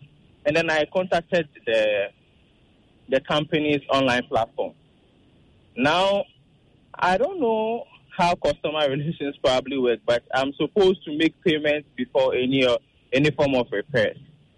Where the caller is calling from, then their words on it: Tema, Greater Accra, Ghana; I'm calling from Tema.